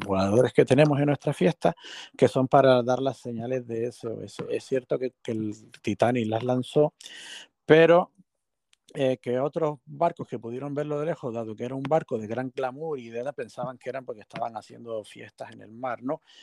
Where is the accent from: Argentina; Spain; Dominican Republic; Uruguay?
Spain; Canary Islands; como nosotros que somos canarios e isleños